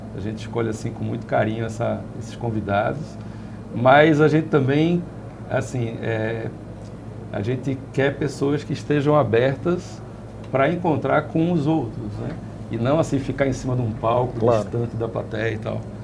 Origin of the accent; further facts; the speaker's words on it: Northeast Region, Brazil; A gente, como nordestino, a gente sempre foi periferia do Brasil